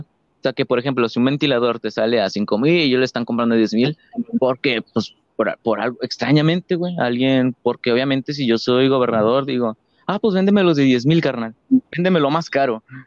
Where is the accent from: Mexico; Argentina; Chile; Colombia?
Mexico; como mexicanos